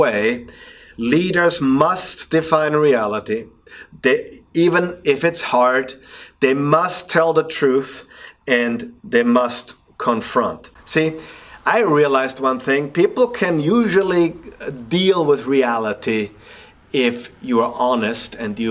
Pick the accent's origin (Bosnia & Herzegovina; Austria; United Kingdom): Austria; accent: Austrian; English is a second language; my Austrian accent